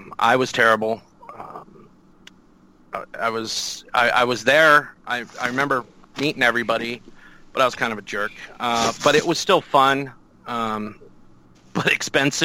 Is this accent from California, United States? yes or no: no; Oregon, United States; I'm from Oregon